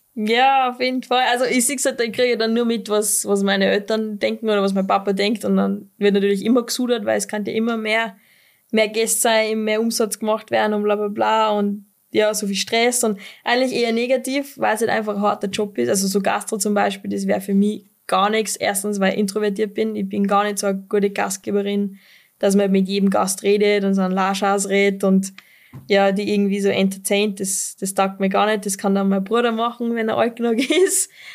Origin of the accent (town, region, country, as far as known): Pinzgau, Salzburg, Austria